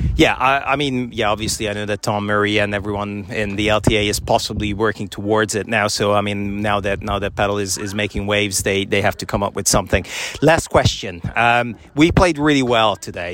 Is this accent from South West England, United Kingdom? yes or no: yes; Bristol, South West England, United Kingdom; I'm, I'm from Bristol